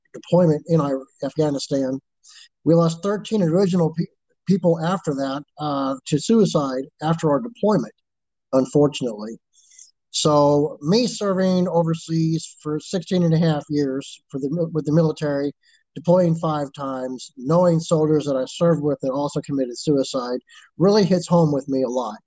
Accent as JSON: {"language": "English", "town": "Palm Springs", "region": "California", "country": "United States", "tie": "born or raised there", "said": "I grew up in Southern California in the desert in the Palm Springs, California area"}